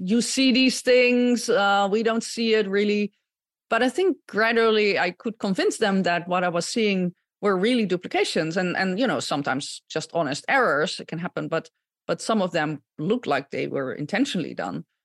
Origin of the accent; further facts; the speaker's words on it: Gouda, South Holland, Netherlands; moved away as an adult; also born or lived in Utrecht, Netherlands; now in United States; I, um, was born and raised in the Netherlands, uh, born in Gouda